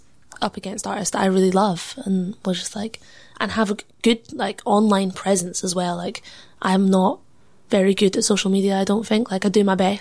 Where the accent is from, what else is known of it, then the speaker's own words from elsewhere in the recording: Edinburgh, Scotland, United Kingdom; being Punjabi and growing up in Leith